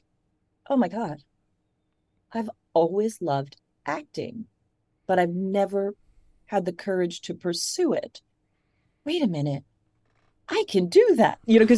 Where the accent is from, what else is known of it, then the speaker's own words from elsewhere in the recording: Ohio, United States; And I grew up in Ohio, so I know I sound like, I could be, from anywhere in America.